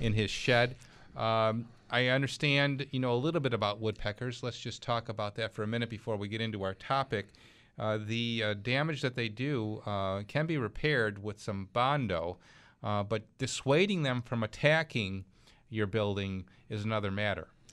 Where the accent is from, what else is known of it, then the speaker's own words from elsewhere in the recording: Clarence, New York, United States; my hometown. That's Clarence, New York